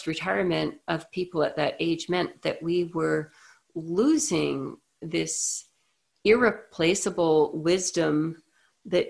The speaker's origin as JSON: {"language": "English", "country": "Canada", "said": "I'm Canadian"}